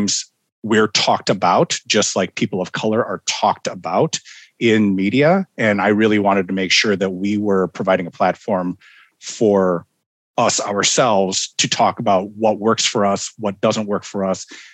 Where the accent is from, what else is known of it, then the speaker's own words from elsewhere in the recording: Minnesota, United States; also born or lived in Fort Bragg, North Carolina; moved to Minnesota when I was just months old